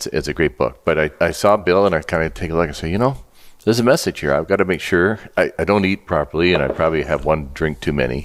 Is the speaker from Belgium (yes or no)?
no; Elmira, Ontario, Canada; now in Edmonton, Canada; I was born in a little town in Elmira back in 1952